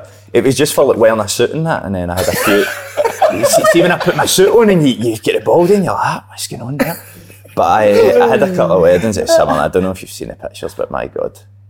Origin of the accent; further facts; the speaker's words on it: Scotland, United Kingdom; moved away; because I'm Scottish, not here